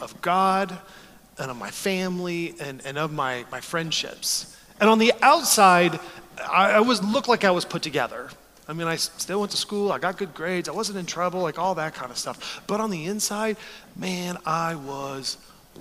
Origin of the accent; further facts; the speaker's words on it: Texas, United States; moved away as an adult; now in Chicago, United States; I grew up in Texas